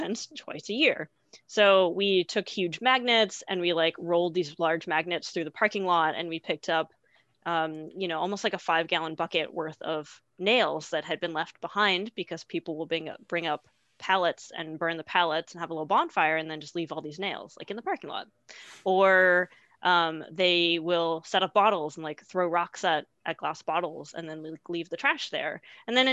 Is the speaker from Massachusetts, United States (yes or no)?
yes; Massachusetts, United States; moved away as an adult; also born or lived in Burlington, Vermont / Bozeman, Montana; I grew up in Massachusetts